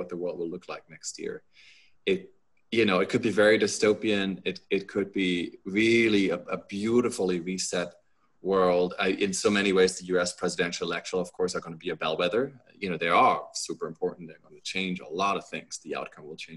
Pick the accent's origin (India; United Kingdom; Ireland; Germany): Germany; moved away; also born or lived in United States; I am a German and an American citizen.